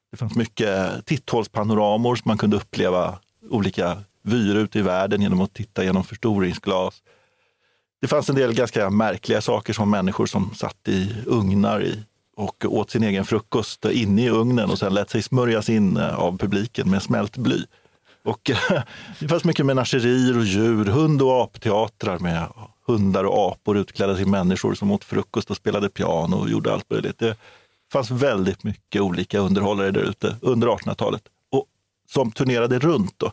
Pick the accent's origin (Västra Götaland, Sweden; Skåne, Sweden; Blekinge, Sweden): Blekinge, Sweden; Karlskrona; Ja, du har Karlskrona, min hemstad.